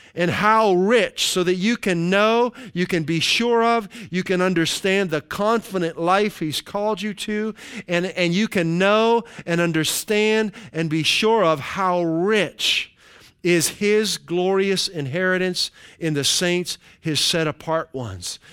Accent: Western Pennsylvania, United States; where I grew up in Western Pennsylvania

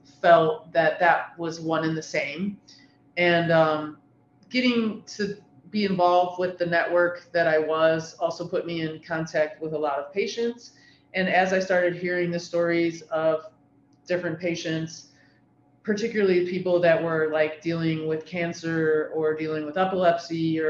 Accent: Ohio, United States; I'm born and raised in Ohio, been here my whole life.

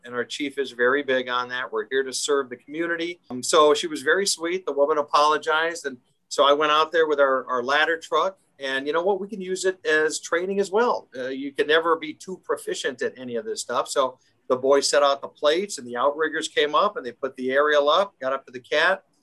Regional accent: Schaumburg, Illinois, United States; I grew up in the Schaumburg area, so northwest suburbs.

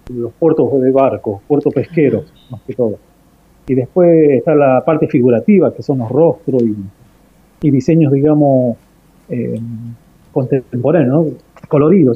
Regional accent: Argentina; soy artista argentino

